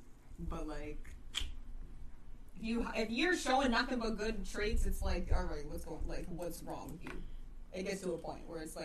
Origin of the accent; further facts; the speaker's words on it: Schenectady, New York, United States; I'm from Schenectady.